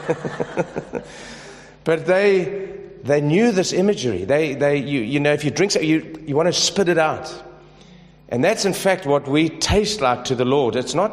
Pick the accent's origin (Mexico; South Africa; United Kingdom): South Africa; I'm from South Africa